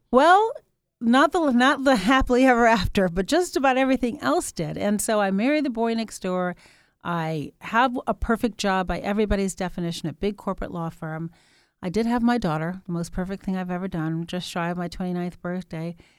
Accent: Chicago, Illinois, United States; also born or lived in England; when we returned to Chicago

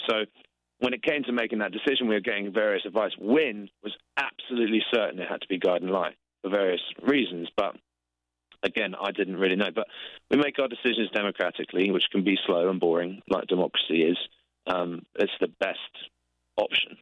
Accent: England, United Kingdom; we're English

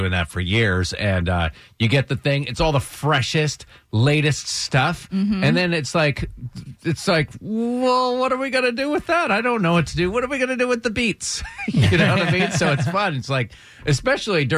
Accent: Northeast, United States; I was born and raised in the Northeast

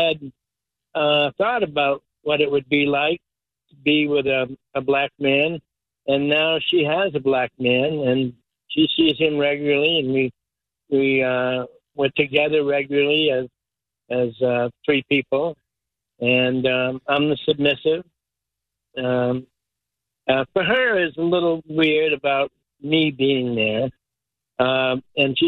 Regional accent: New England, United States; accent: New England; moved away as an adult; now in Tampa, United States; my New England accent

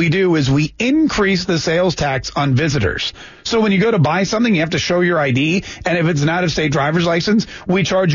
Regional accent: North Carolina, United States; now in Florida, United States; I grew up in North Carolina

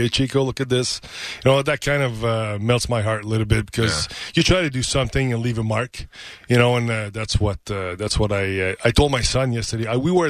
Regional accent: Canada; I'm Canadian, man. I'm Canadian.

